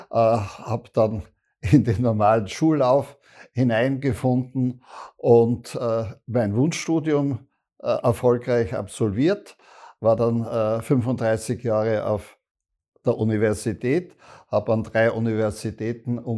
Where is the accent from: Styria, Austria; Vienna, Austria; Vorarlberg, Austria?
Styria, Austria; Graz; Ich könnte sagen, ich bin ein Grazer, äh, ich helfe Ihnen, wenn Sie irgendwelche topografisch-historische Fragen zu Graz haben.